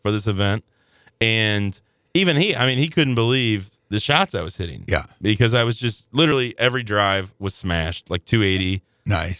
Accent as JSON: {"language": "English", "town": "Belleville", "region": "Illinois", "country": "United States", "tie": "born or raised there", "said": "I grew up in Belleville, Illinois"}